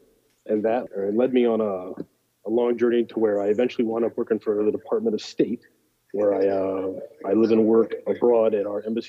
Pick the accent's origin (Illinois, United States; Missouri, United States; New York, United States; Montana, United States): Illinois, United States; Northwest; moved away as an adult; I'm actually from Northwest Illinois. I always tell people it's Chicago because that's the only town anybody's ever heard of in Illinois. But it's one of about 11 billion little farm towns that dot the plains over by the Mississippi River.